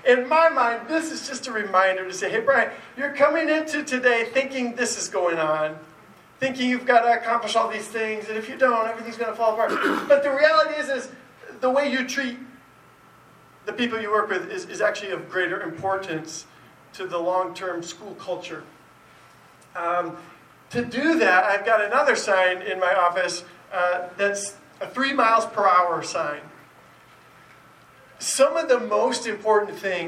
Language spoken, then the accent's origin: English; East Lansing, Michigan, United States; I grew up in East Lansing, where the Spartans play